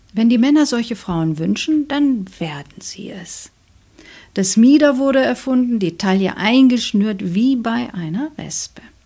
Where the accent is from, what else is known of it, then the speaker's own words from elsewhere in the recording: Germany; bei uns in Deutschland